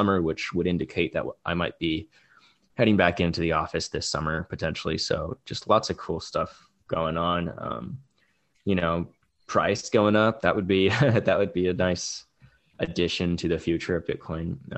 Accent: California, United States; growing up in California

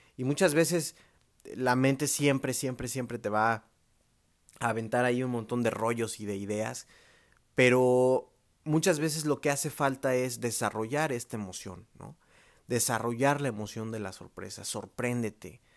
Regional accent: Mexico; los que somos mexicanos

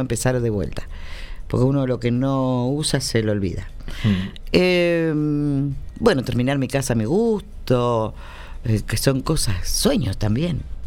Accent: Argentina; yo soy argentina

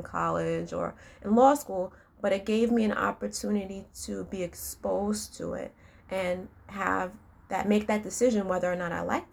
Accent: New York City, New York, United States; I grew up in New York City

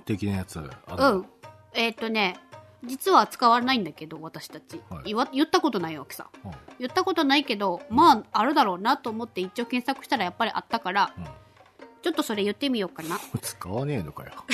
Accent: Okinawa, Japan; accent: Okinawan-accented standard Japanese; もう私ら世代になるとですねいあの普通にも標準語でしゃただなまってるだけだ

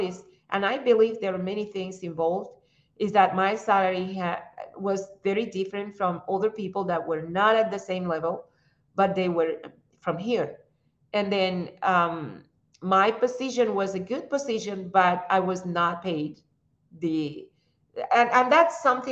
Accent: Cuba; English is a second language; moved away as an adult; also born or lived in Russia; now in United States; We are defined more like Cubans than by race

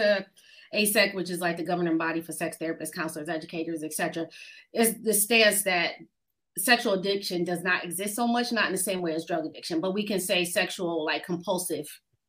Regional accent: Buffalo, New York, United States; moved away as an adult; now in Atlanta, United States; upstate New York. I'm not downstate because I know how y'all New Yorkers talk about anybody from outside of it. So I'm from Buffalo, New York, the Queen City. born and raised.

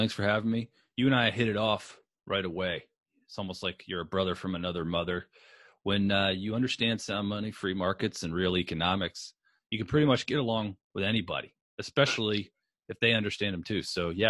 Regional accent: Frederick, Maryland, United States; moved away as an adult; also born or lived in New London, Connecticut; I grew up in Frederick, Maryland, going to Catholic school for 12 years.

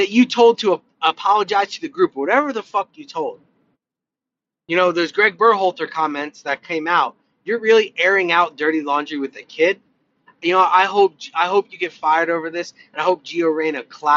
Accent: United States; as an American

